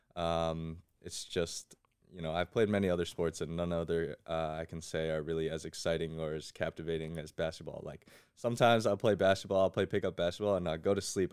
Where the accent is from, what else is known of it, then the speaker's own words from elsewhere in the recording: West Windsor, New Jersey, United States; I grew up in West Windsor